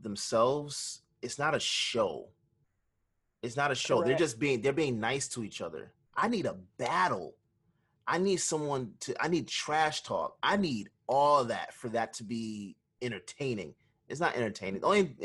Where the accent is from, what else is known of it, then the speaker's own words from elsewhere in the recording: Jamaica; speaking as a Jamaican